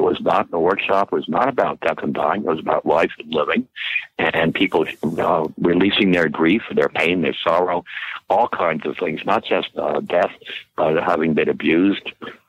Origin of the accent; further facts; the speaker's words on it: New York City, New York, United States; moved away as an adult; also born or lived in New Jersey / Florida; I'm from Long Island, Manhattan, in New York City and New Jersey, and grew up there and went to school there, Yale University.